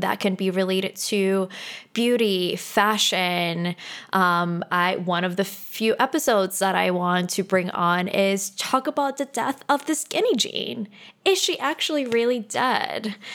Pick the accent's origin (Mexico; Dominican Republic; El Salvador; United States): Dominican Republic; Santo Domingo; moved away; I am originally from the Dominican Republic